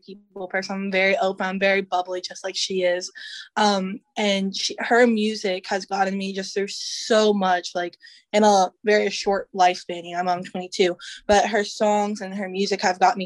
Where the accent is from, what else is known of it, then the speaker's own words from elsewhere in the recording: Newport News, Virginia, United States; Newport News is my hometown, so I love it here